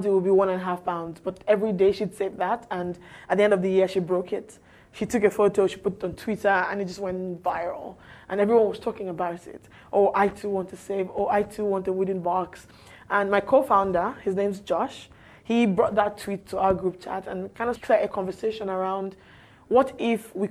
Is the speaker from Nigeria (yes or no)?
yes; Nigeria